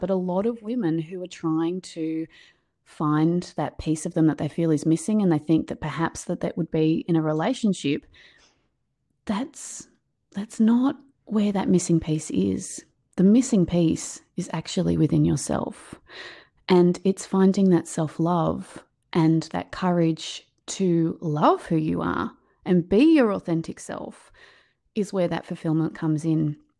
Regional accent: Australia; I'm from Australia, as you can hear. Um, my accent's a little bit different to yours.

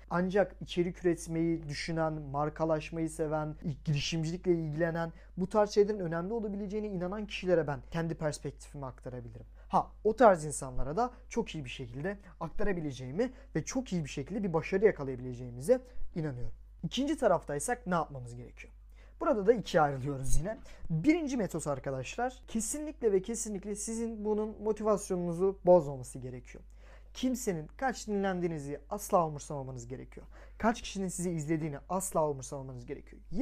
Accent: Samsun, Turkey; Samsunluyum bu arada o yüzden iyi açık söylüyorum.

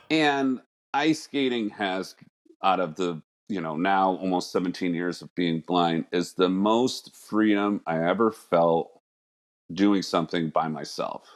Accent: Connecticut, United States; I was born here in Connecticut

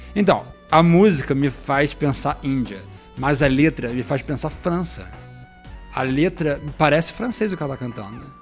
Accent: Brazil; eu sou brasileiro

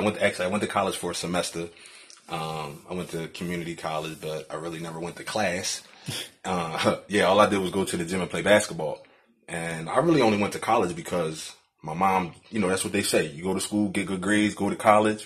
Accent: Philadelphia, Pennsylvania, United States; also born or lived in Virginia; born and raised in Philadelphia

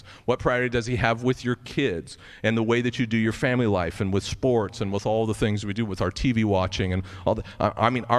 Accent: United States; as American Christians

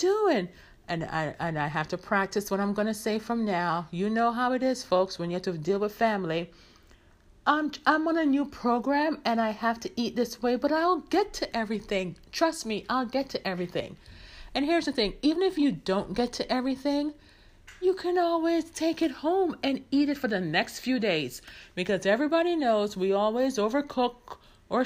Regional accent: Jamaica; as a Jamaican

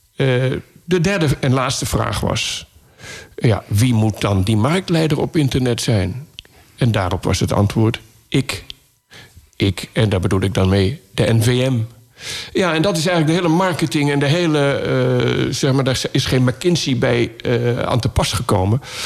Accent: Laren, North Holland, Netherlands; born or raised there

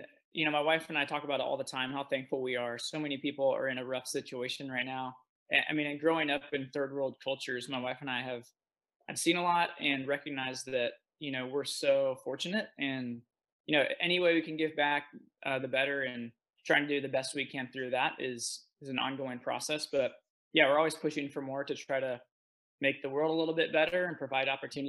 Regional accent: Philippines; So I actually grew up overseas. So I grew up in Southeast Asia. And in the Philippines

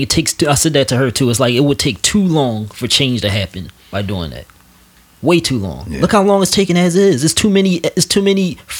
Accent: United States; being an American black person

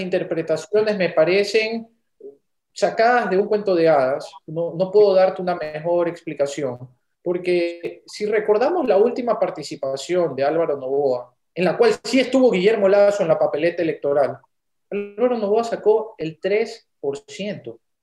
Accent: Ecuador; nos debe importar como los ecuatorianos

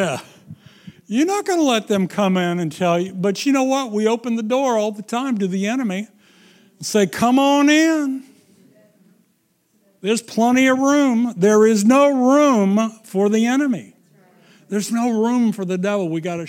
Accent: Missouri, United States; Well, I can understand that. I'm from Missouri.

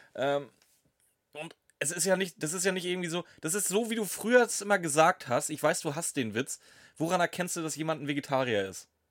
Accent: Steinburg, Schleswig-Holstein, Germany; ich bin Steinburger

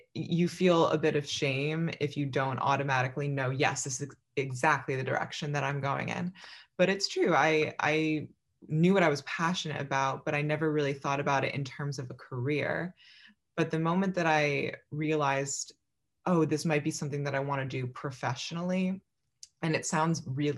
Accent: Philadelphia, Pennsylvania, United States; I was born in Philadelphia, Pennsylvania

